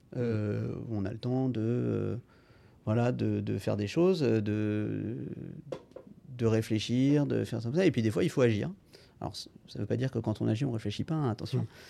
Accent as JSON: {"language": "French", "town": "Rennes", "region": "Brittany", "country": "France", "tie": "born or raised there", "moved": "as an adult", "lives_now": "Angers, France", "said": "je viens de Rennes, j'ai fait donc mon lycée à Rennes"}